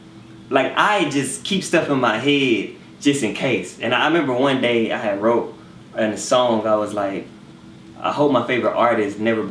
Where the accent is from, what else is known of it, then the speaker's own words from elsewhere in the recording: Houston, Texas, United States; I'm from Houston.